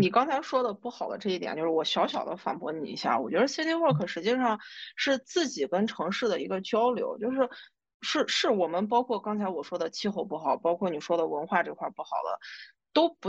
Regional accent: Northwest China, China; 西安是一个很热情好客的一个城市，而且我们西北人大多性格都比较开朗

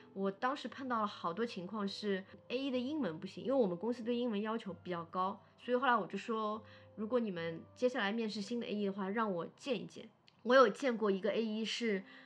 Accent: Shanghai, China; 我是上海人

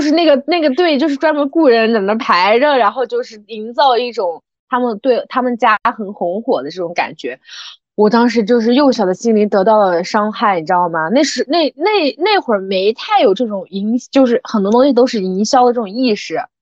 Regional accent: Xinjiang, China; moved away as an adult; also born or lived in Guangdong; 我们新疆人

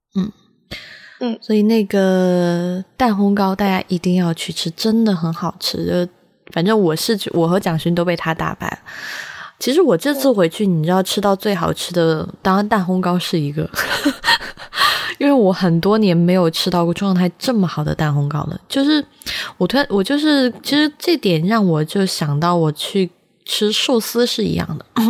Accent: Sichuan, China; now in Beijing, China; 我自己在四川长大

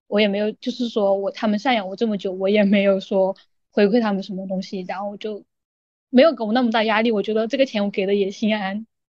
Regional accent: Hunan, China; moved away as an adult; also born or lived in Guangdong; 我就去广东，因为我是湖南人，我就去广东上班嘛

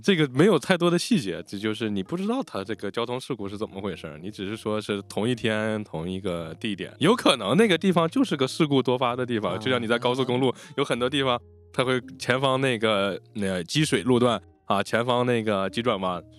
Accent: Inner Mongolia, China; 因为我们打小在内蒙

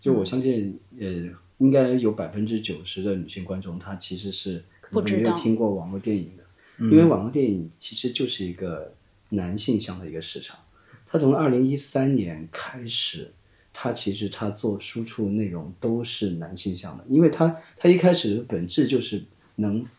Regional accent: Nanning, Guangxi, China; 我是南宁的。

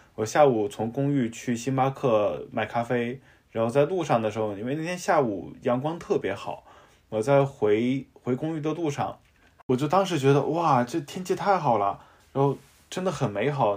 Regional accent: Xinjiang, China; moved away; 我从小在新疆长大

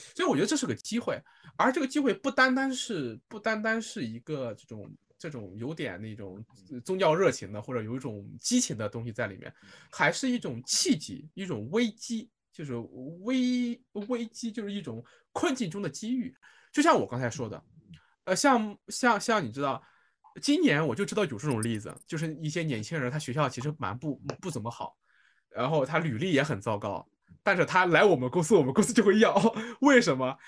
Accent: Xuzhou, Jiangsu, China; moved away as an adult; also born or lived in Xinjiang; now in Shanghai, China; 我的，我的，我的故乡是那个徐州沛县，对，也是个小县城

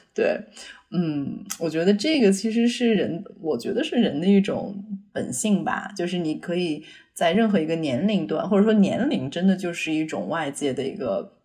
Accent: Beijing, China; moved away as an adult; also born or lived in Shanghai / United States; 我是北京人，然后我是十八岁去上海上的大学嘛

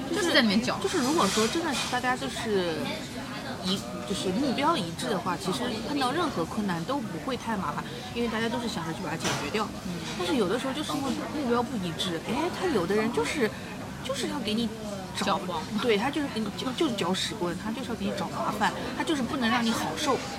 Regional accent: Shanghai, China; 我们上海人

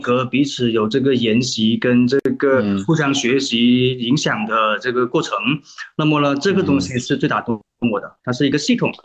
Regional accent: Guangdong, China; also born or lived in Foshan; 我是嗯。广东人，啊，所以说我的普通话可能不是非常地符合大家 的那种感觉的准哈

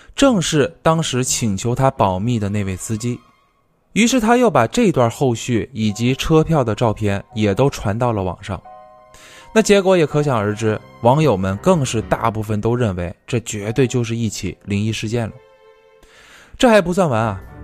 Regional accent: the South, southern China, China; now in northern China; 我小时候在南方啊，我记得那边都是用那种大红桶去烧的

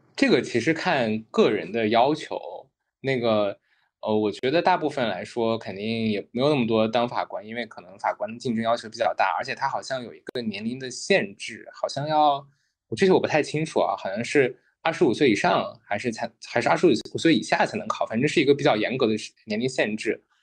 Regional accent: China; moved away; also born or lived in United Kingdom / Thailand; 作为中国人

